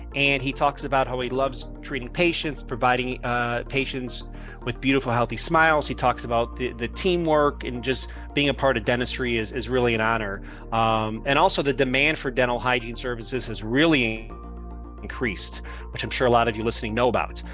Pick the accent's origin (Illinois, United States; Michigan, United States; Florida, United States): Illinois, United States; Chicago; I'm from Chicago